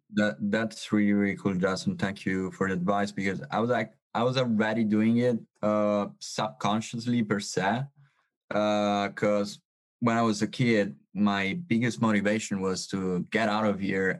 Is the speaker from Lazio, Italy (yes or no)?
no; Sicily, Italy; English is a second language; I'm from Sicily.